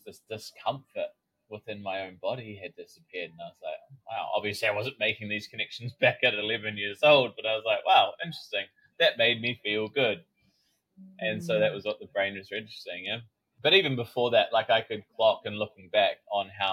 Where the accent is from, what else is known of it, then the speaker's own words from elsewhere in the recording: New Zealand; I grew up in New Zealand